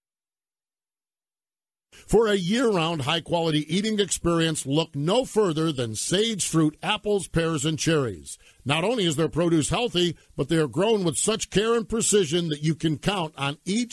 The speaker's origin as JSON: {"language": "English", "region": "Northeast", "country": "United States", "tie": "born or raised there", "said": "When I was a little kid, I grew up in the Northeast"}